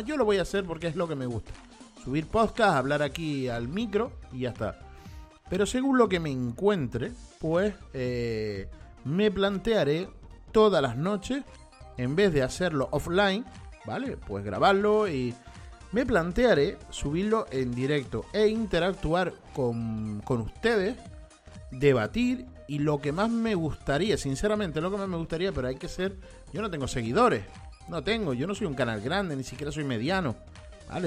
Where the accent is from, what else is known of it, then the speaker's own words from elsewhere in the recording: Spain; yo sé que yo soy español, soy de aquí de España